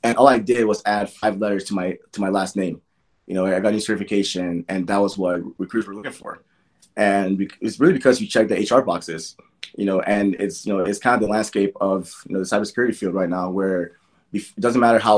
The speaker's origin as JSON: {"language": "English", "country": "Nigeria", "tie": "born or raised there", "said": "as a kid growing up in Nigeria, I was told from birth, education is your best friend."}